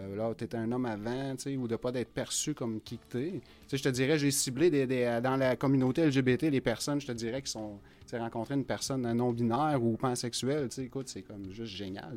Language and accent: French; Rouyn-Noranda, Quebec, Canada; now in Amos, Canada; je suis d'origine de Rouen. C'est sûr, j'ai un, parti pris pour Rouen. C'est ma vie. J'ai grandi ici